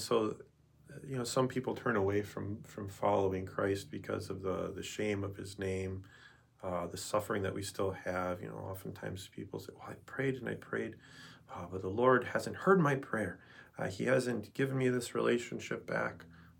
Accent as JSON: {"language": "English", "region": "Wisconsin", "country": "United States", "said": "I'm from Wisconsin"}